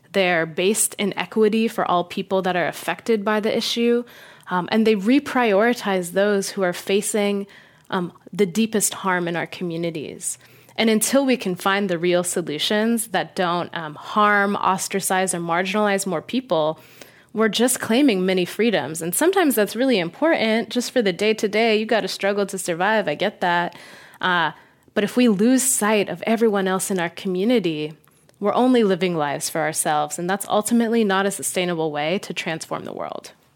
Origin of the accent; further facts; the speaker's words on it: Las Vegas, Nevada, United States; I grew up in Las Vegas